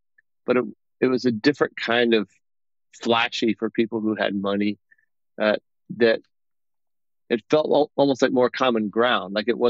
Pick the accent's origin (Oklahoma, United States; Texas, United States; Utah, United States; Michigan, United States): Texas, United States; Austin; moved away as an adult; now in Nashville, United States; I was born in Austin, Texas, and lived there all the way through high school.